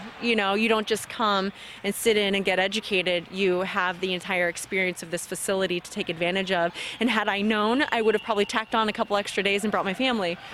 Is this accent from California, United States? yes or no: yes; California, United States; I'm from California